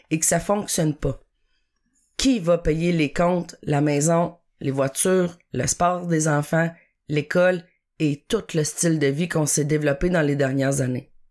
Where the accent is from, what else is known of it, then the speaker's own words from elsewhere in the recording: Chicoutimi, Quebec, Canada; now in Terrebonne, Canada; 41 ans, je demeure à Terrebonne, je travaille à Montréal, mais je suis originaire de Chicoutimi.